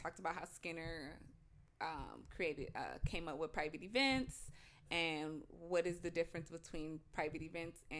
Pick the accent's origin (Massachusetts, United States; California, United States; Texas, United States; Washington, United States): California, United States; Pasadena; I'm from Pasadena